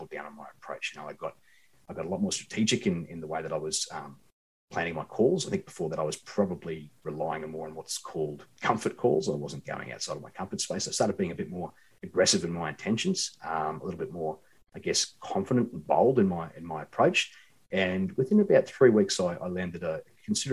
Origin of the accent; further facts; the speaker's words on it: Queensland, Australia; moved away; also born or lived in Sydney / Perth; I'm from Queensland originally, and like all good Queenslanders